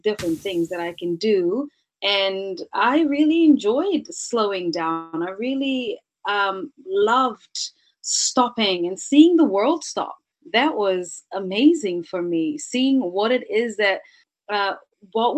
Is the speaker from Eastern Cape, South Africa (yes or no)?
no; Cape Town, Western Cape, South Africa; moved away; also born or lived in New Zealand; I was born in South Africa. So I was born in Cape Town. I've always had this duality of worlds inside of me. So I've had the South African way of looking at life, but then, you know, superimposed that over into moving into New Zealand.